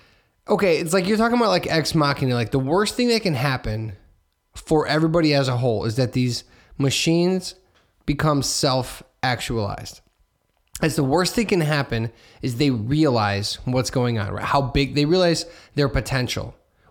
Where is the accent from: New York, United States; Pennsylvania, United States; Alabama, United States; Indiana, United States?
Indiana, United States; Hammond; I'm from Hammond. So, like, the world used to be smaller.